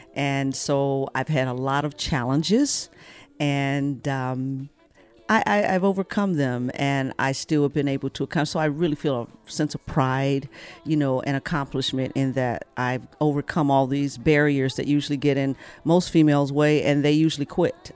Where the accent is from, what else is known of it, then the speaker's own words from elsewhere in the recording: Flint, Michigan, United States; I come from Flint, Michigan